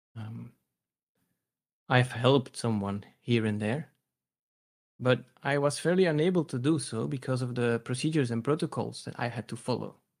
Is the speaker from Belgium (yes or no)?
yes; Belgium; I'm a guy from Belgium, Central Europe.